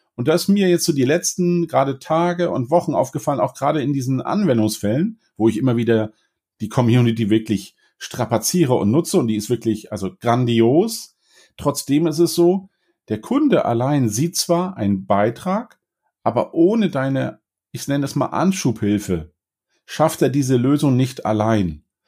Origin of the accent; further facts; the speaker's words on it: Northern Germany, Germany; ich bin Norddeutscher